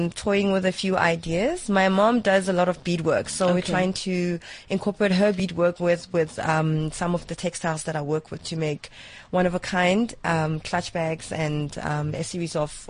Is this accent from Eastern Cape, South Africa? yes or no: no; Mamelodi, Gauteng, South Africa; I'm originally from Mamelodi